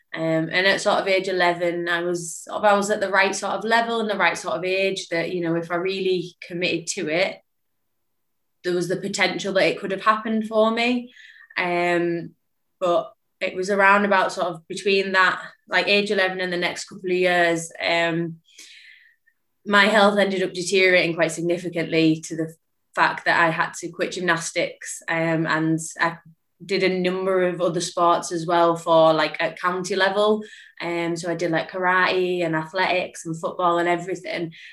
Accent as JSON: {"language": "English", "area": "Lake District", "region": "North West England", "country": "United Kingdom", "also_born_or_lived": "Liverpool", "said": "I relocated from Liverpool back up to the Lake District where I'm from."}